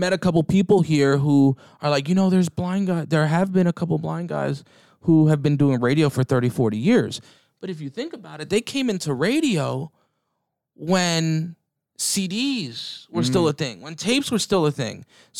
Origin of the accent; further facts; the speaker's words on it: East Coast, United States; You know, bro, I was very fortunate. I grew up in the East Coast, right?